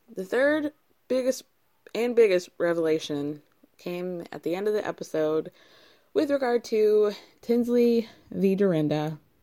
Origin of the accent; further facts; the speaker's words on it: New York, United States; as a New Yorker